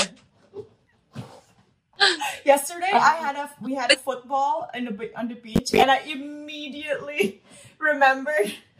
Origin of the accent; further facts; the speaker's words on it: Macau; trying to tell them I'm from Macao, it's in China, I speak Cantonese